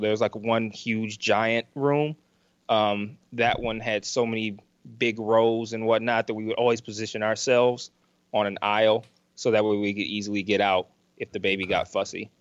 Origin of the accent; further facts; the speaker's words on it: Detroit, Michigan, United States; I'm from Detroit